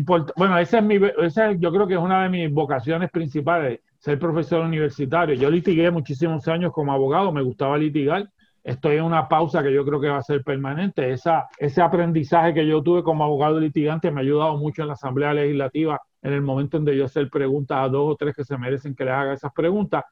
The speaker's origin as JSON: {"language": "Spanish", "town": "Gurabo", "country": "Puerto Rico", "said": "yo soy de Urabo, Urabo está media hora sin tapón de San Juan"}